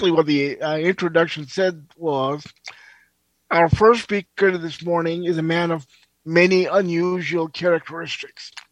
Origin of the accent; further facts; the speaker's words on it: India; also born or lived in Pakistan; I kind of I grew up in India and Pakistan